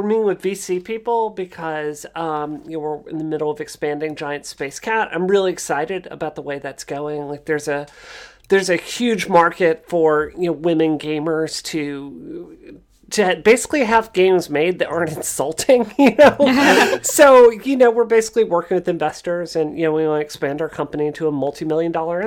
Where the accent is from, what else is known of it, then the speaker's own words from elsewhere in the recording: Mississippi, United States; now in Boston, United States; I grew up in Mississippi